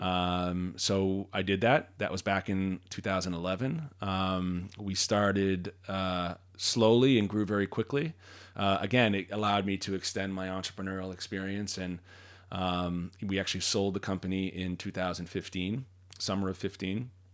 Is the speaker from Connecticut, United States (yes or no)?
no; Marblehead, Massachusetts, United States; also born or lived in San Francisco / Washington, D.C.; now in South Shore, Massachusetts, United States; I grew up on the North Shore